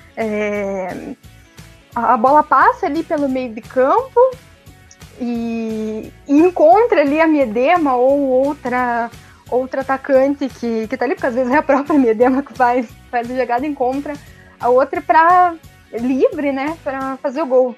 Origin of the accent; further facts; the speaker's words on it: Brazil; como bons brasileiros